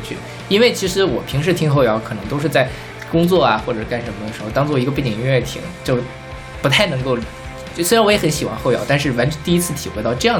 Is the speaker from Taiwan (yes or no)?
yes; Taiwan; 就是我是不太理解，因为我台湾人肯定没有大陆这边人这么多嘛。